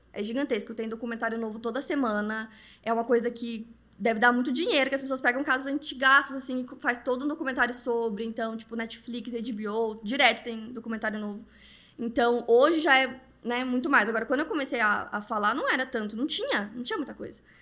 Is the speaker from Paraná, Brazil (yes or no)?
yes; Paraná, Brazil; now in São Paulo, Brazil; eu sou paranaense, agora tô morando em São Paulo